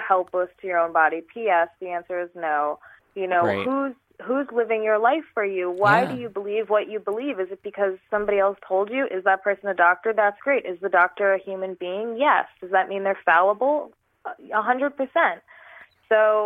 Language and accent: English; New York, United States; moved away as an adult; also born or lived in California; So I'm originally from New York. I moved from New York to California.